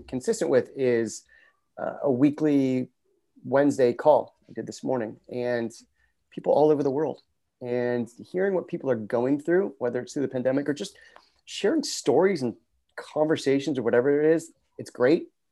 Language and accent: English; Los Angeles, California, United States; now in Santa Monica, United States; I grew up just north of here in Pacific Palisades, and I'm currently in Santa Monica.